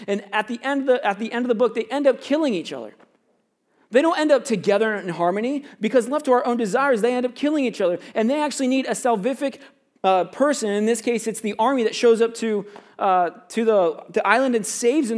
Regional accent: Florida, United States; now in Canada; I grew up in Florida

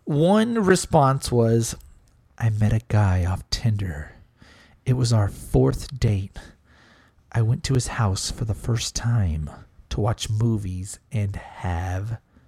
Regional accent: Smithville, Texas, United States; also born or lived in San Antonio; I'm born in San Antonio, raised in Smithville, moved back to San Antonio...

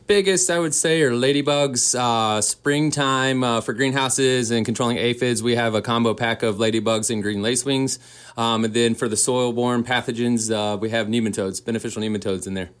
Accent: Boone, North Carolina, United States; moved away as an adult; also born or lived in Asheville, North Carolina; now in Kalispell, United States; I'm from Boone, North Carolina, born and raised

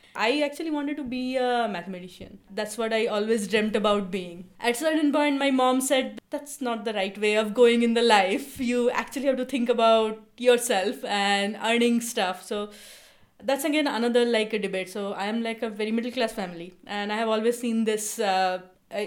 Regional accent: Kolkata, West Bengal, India; now in Seattle, United States; I grew up in Kolkata, so I speak Bengali, I read Bengali, I love Bengali.

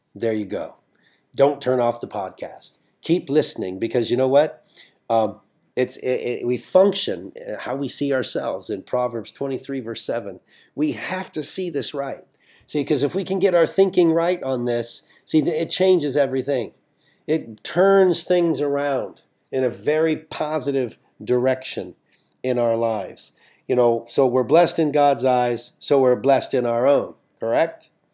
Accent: United States; I'm an American

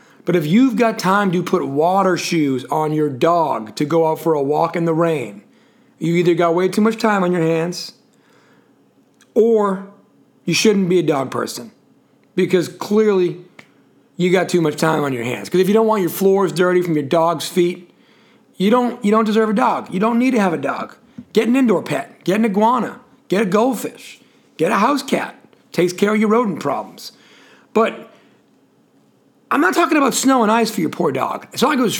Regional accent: New England, United States; now in Charlotte, United States; where I come from up in New England

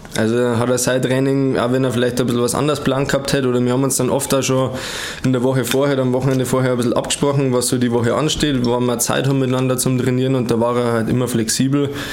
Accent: Germany; komme aus Wertstetten, wir sind Brüder

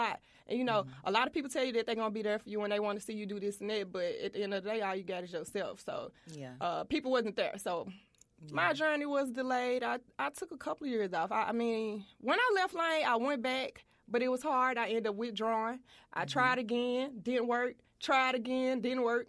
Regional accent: Memphis, Tennessee, United States; My middle school years, I was in Orange Mound. Went to Melrose, transferred to North Memphis

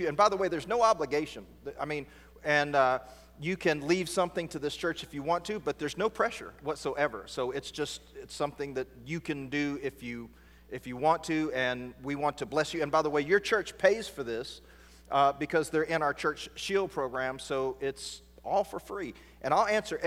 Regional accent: East Texas, United States; I'm right here from East Texas

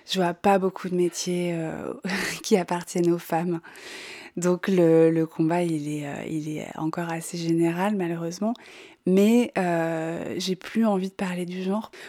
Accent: Bourgogne-Franche-Comté, France; born there; moi j'ai 45 ans je suis née en Bourgogne

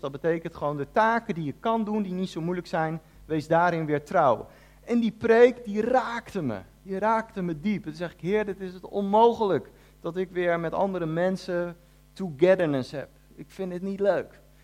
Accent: The Hague, South Holland, Netherlands; moved away as an adult; also born or lived in Ede; ik kom uit Den Haag. En toen ik daar gewoon een jaartje of 17 was

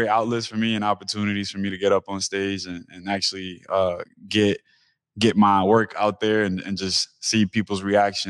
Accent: New York City, New York, United States; moved away as an adult; now in Seattle, United States; I come from East New York, Brooklyn, which is predominantly Black and Hispanic, Caribbean

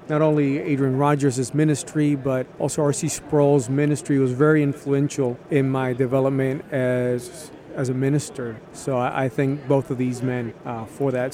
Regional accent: Puerto Rico; I was born in Puerto Rico

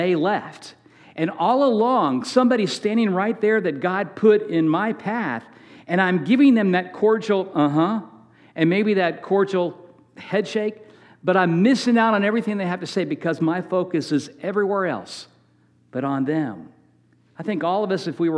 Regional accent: Manassas, Virginia, United States; We grew up in Manassas, Virginia

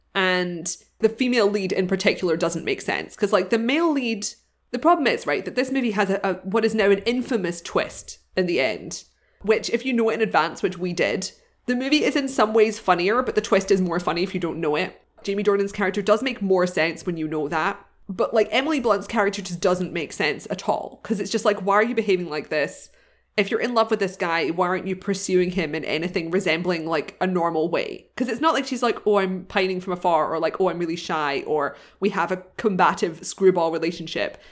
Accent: United Kingdom; I'm not from Ireland, but I'm from next door

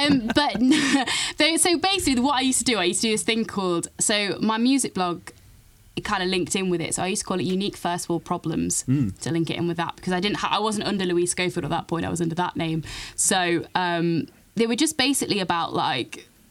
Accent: Nottingham, East Midlands, United Kingdom; moved away as an adult; also born or lived in Cardiff; So I'm actually from Nottingham originally, and then I went to uni in Cardiff

